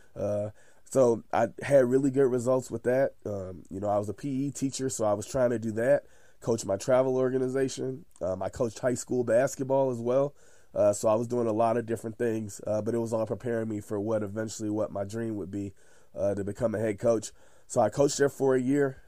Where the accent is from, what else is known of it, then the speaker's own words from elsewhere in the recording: Chicago, Illinois, United States; I'm from Chicago, close to Chicago, Illinois. Uh, I lived there my whole life pretty much.